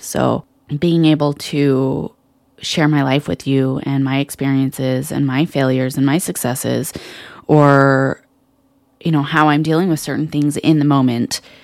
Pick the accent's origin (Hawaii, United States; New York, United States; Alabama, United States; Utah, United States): Utah, United States; Salt Lake City; I was born and raised here in Salt Lake City, Utah